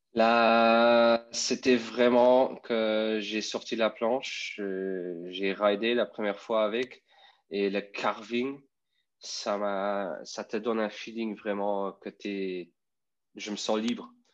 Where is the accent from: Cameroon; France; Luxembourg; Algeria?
Luxembourg; French is a second language; je viens de Luxembourg